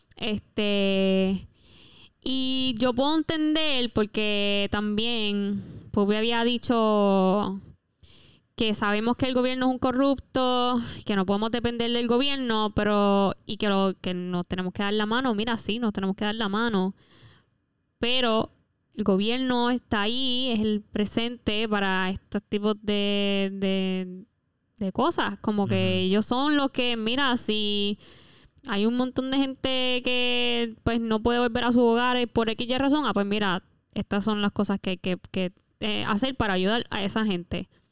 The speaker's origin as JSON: {"language": "Spanish", "country": "Puerto Rico", "said": "como somos puertorriqueños"}